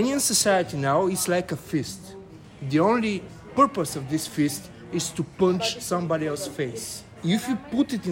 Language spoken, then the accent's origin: English; Varna, Varna Province, Bulgaria; I'm from Varna, it's the biggest coastal city in Bulgaria.